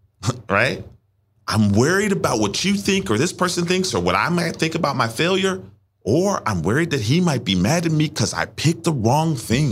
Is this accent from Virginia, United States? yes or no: yes; Richmond, Virginia, United States; moved away as an adult; also born or lived in Washington, D.C.; I'm from Richmond. I'm now living in Washington, D C.